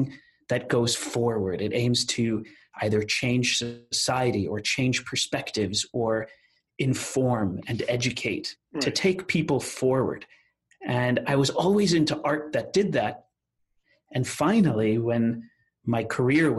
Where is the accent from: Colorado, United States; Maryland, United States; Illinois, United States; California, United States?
Maryland, United States; Rockville; also born or lived in Washington, D.C.; I was born in our nation's capital in Washington, D.C. As a first generation American